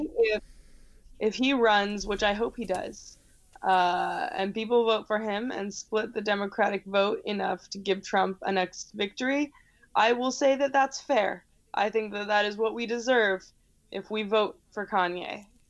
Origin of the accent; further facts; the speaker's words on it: United States; I'm an American